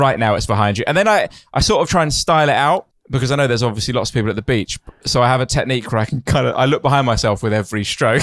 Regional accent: United Kingdom; I'm very British

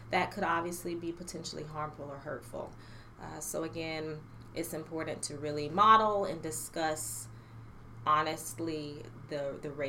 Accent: Stafford, Virginia, United States; So I am originally from Virginia. I claim Virginia. Uh, my father was in the Coast Guard, but we essentially landed in Stafford, which is Northern Virginia. And so that is home to me.

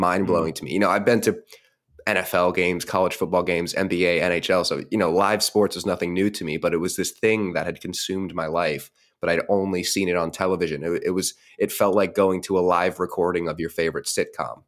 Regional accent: United States; I was born and raised right outside of Washington, D C

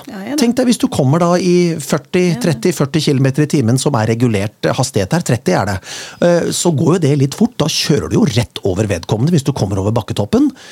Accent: Rjukan, Vestfold og Telemark, Norway; Jeg er selv født på Rjukan.

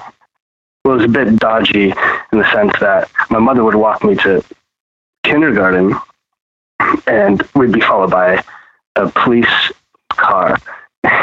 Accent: Texas, United States; also born or lived in Pittsburgh; Yeah, I was born there, but I was raised in Texas. So my time and my memories, they were brief, but impactful. So I was born there, and I mean, we moved when I was five, going on six.

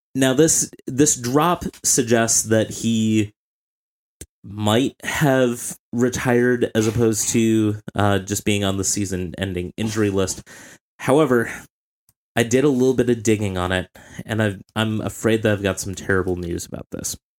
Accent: Minnesota, United States; As a Minnesotan

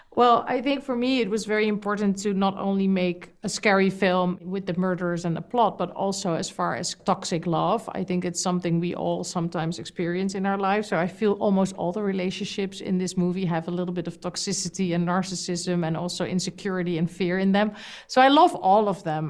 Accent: Amsterdam, North Holland, Netherlands; In my country, I'm from Amsterdam, the Netherlands

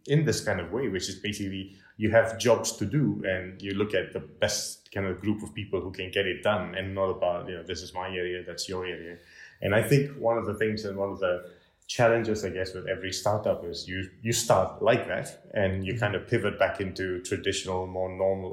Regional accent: Malaysia; now in Switzerland; Yeah, so I'm actually from Malaysia, as you know, originally

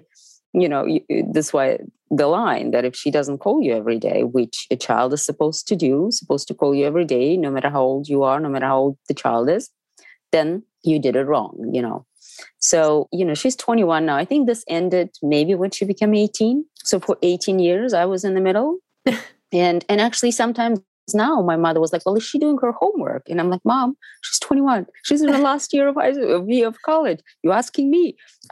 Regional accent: Moscow, Russia; English is a second language; moved away as an adult; also born or lived in United States; I'm from Moscow. I grew up on theater.

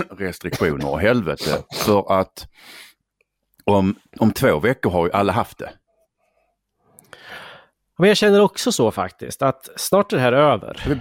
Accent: Närke, Örebro County, Sweden; vi har varit närkingar i sju, åtta generationer

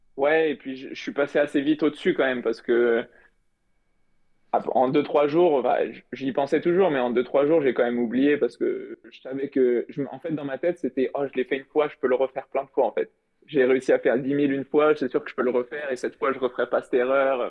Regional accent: Paris region, Île-de-France, France; je, suis de région parisienne

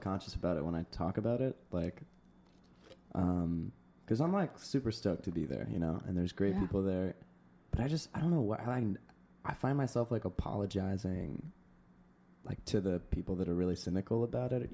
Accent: Orange County, Southern California, United States; I grew up in Southern California

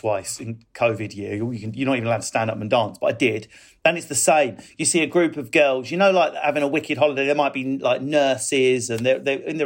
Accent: Essex, East of England, United Kingdom; I'm from Essex myself

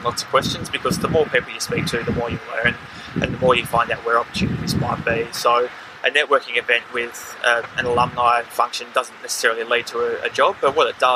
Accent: Darwin, Northern Territory, Australia; moved away as an adult; also born or lived in Melbourne; being a Darwin boy myself and growing up in Darwin

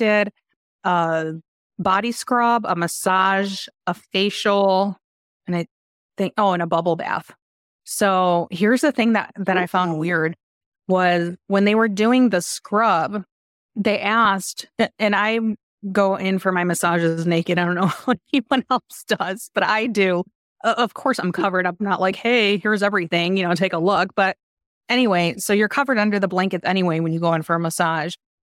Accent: Chicago, Illinois, United States; from Chicago.

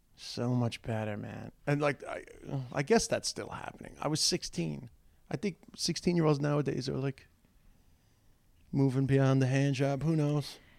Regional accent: Dublin, Leinster, Ireland; accent: Dublin; my Dublin accent

